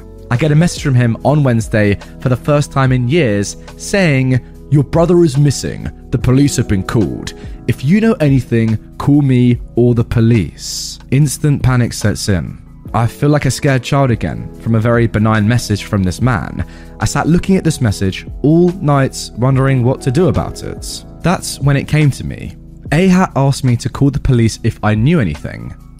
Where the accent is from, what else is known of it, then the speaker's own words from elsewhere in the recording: Australia; Number one, I am from Australia, which might clarify some confusion. Our police system works a little differently down here